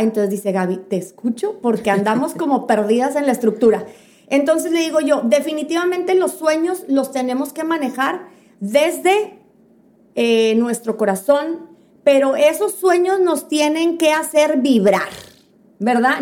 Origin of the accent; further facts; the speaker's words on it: Piedras Negras, Coahuila, Mexico; somos de Piedras Negras, aquí en Piedras Negras